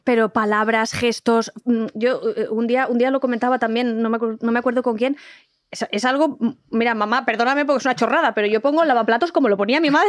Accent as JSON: {"language": "Spanish", "region": "Valencian Community", "country": "Spain", "also_born_or_lived": "Andalusia", "moved": "as an adult", "lives_now": "Madrid, Spain", "said": "yo soy valenciana, pero yo he encontrado en Madrid, es que me dan ganas de llorar, te lo juro, una casa"}